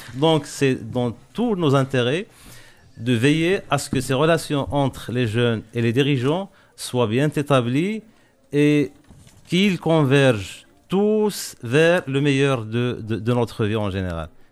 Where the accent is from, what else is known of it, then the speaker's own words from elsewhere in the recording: Morocco; je suis marocain, je travaille au, Maroc